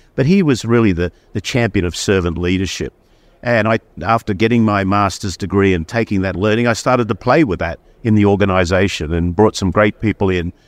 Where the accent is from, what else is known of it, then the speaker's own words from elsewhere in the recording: Sydney, New South Wales, Australia; moved away as an adult; now in United States; I grew up in Sydney, Australia